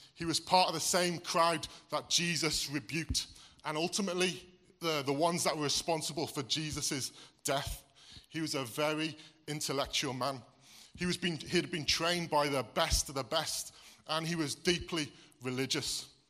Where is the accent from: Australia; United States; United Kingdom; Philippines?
United Kingdom; Wales; now in Wordsley, United Kingdom; I was born here in Wordsley, which makes me English. I'm admitting here, I'm from the Black Country. But I moved to Wales um, when I was eight. Um, and I lived there the majority of my life